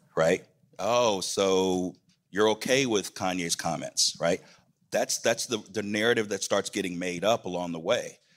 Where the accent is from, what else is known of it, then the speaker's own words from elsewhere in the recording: Atlanta, Georgia, United States; in my hometown